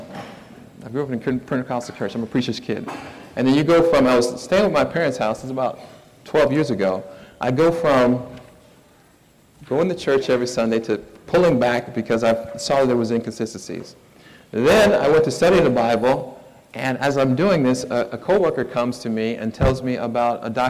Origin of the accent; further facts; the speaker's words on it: Miami, Florida, United States; now in Somerville, United States; I'm from Miami, Fort Lauderdale area